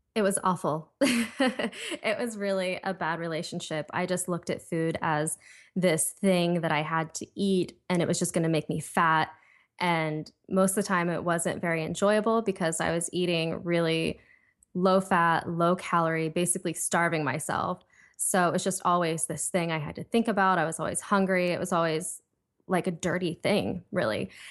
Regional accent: Ohio, United States; now in Los Angeles, United States; I'm from Ohio, I live in L A right now

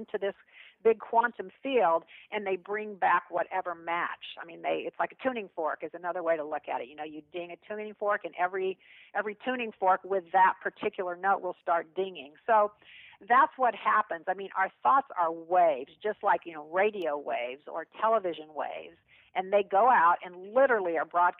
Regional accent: Kansas, United States; I'm a kid from Kansas

